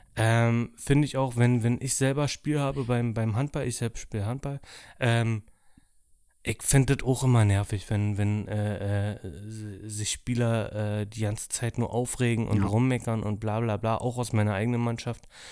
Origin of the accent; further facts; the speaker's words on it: Dortmund, North Rhine-Westphalia, Germany; muss ich als Dortmunder sagen